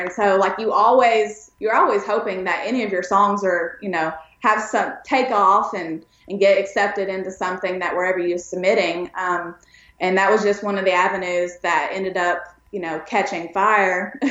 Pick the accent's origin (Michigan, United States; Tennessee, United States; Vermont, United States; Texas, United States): Tennessee, United States; East; also born or lived in Pikeville, Kentucky; I grew up actually in East Tennessee and, you know, born in East Kentucky, but it's, they're really close by to each other.